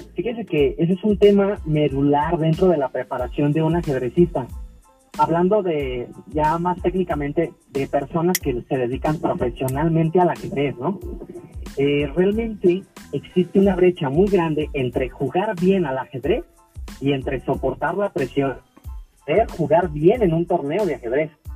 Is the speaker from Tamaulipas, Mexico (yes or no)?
no; Guadalajara, Jalisco, Mexico; soy nacido aquí en Guadalajara, Jalisco. Soy mexicano de, ahora que de, sangre